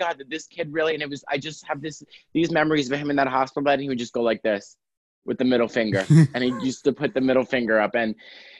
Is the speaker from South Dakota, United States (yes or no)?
no; New York City, New York, United States; now in Los Angeles, United States; I'm a comedian from Staten Island, New York. And hey. I live in Los Angeles now.